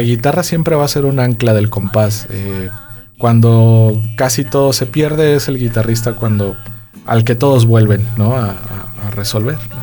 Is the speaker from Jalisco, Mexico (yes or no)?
no; San Luis Potosí, Mexico; en San Luis Potosí y aparte en mi tierra